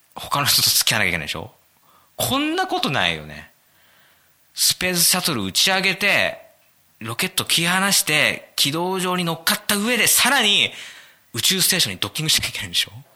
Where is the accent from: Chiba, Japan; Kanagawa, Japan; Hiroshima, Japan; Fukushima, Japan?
Kanagawa, Japan; 僕はですね、神奈川生まれ、神奈川育ち